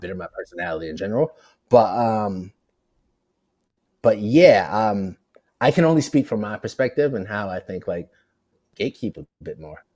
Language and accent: English; New York City, New York, United States; also born or lived in Portland / Bristol, Connecticut; I'm from Brooklyn. I'm from the project.